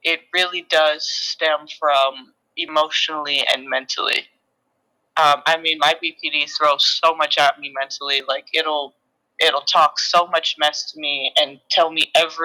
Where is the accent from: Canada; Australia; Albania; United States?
United States; Seattle, Washington; I'm from Seattle, Washington